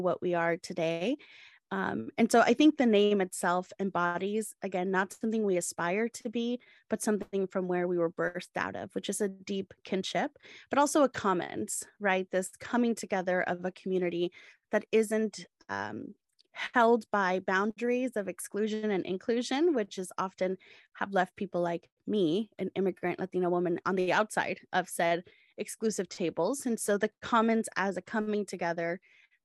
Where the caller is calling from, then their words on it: San Diego, California, United States; I am calling in from San Diego, California